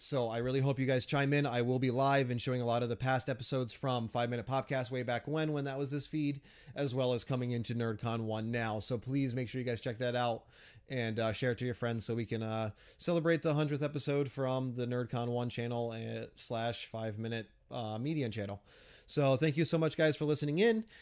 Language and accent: English; New England, United States; I'm from New England, so seafood is a big thing for us